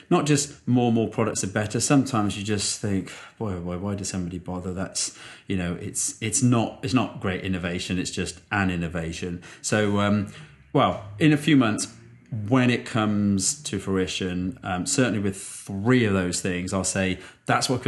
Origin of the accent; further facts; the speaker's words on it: United Kingdom; as a Brit, this was a little bit testing